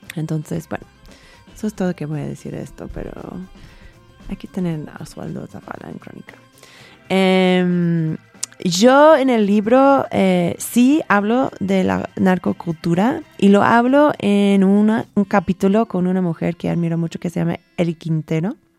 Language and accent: Spanish; California, United States; Spanish is a second language; moved away as an adult; also born or lived in Texas / Mexico City; now in Mexico; yo soy de California, o sea, me nací en Texas, pero nos mudábamos a las al un mes a California